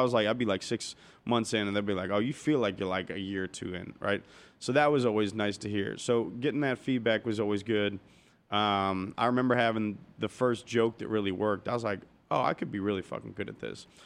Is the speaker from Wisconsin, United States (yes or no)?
no; Cincinnati, Ohio, United States; moved away as an adult; also born or lived in Arizona; now in Los Angeles, United States; I grew up in Cincinnati